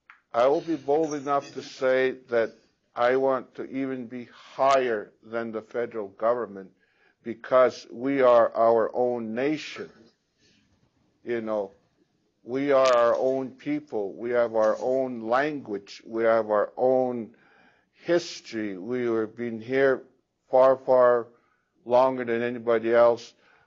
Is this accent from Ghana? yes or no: yes; Ghana; now in Canada; I'm from Ghana.